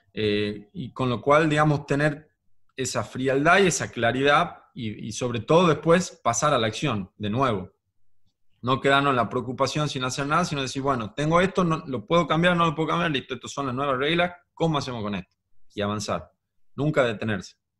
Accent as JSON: {"language": "Spanish", "region": "Tucumán", "country": "Argentina", "said": "soy de Tucumán"}